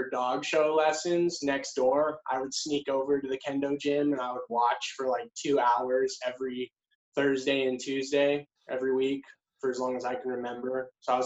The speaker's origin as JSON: {"language": "English", "town": "Anchorage", "region": "Alaska", "country": "United States", "tie": "born or raised there", "also_born_or_lived": "Sandpoint, Idaho", "moved": "yes", "said": "I was born in Anchorage, Alaska"}